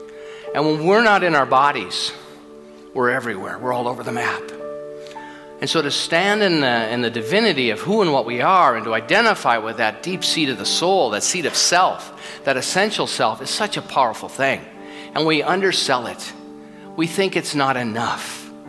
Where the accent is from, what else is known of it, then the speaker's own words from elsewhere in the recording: California, United States; now in Edmonton, Canada; People say, where are you from? We came to Edmonton, Southern California. What the hell are you doing here?